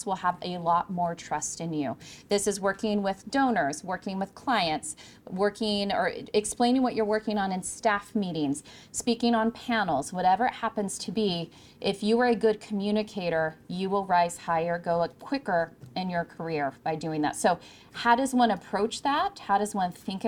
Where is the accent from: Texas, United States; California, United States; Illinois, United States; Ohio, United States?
California, United States; moved away; I'm originally from California